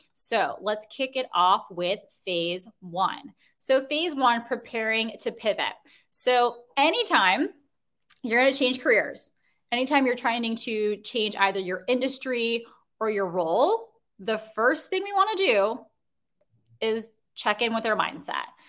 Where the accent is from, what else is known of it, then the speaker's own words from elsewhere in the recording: Chicago, Illinois, United States; now in Brooklyn, New York, United States; I'm originally from Chicago